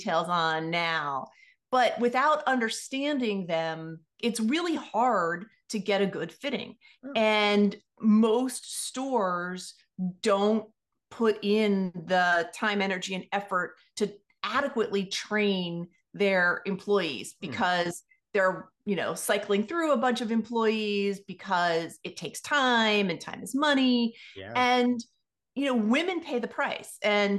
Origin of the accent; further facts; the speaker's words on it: Washington, District of Columbia, United States; also born or lived in Philadelphia / Los Angeles / New York / Indiana; I was born in Washington, D.C. So I'm actually a native Washingtonian, which is a fairly rare thing to find.